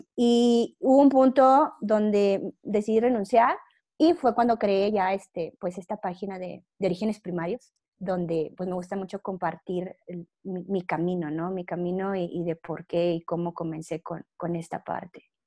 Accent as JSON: {"language": "Spanish", "town": "Monclova", "region": "Coahuila", "country": "Mexico", "tie": "born or raised there", "also_born_or_lived": "Monterrey, Mexico / Toluca, Mexico", "moved": "as an adult", "said": "yo soy de Monclova, Coahuila, y toda mi vida estuve ahí, hasta que yo salí de la carrera"}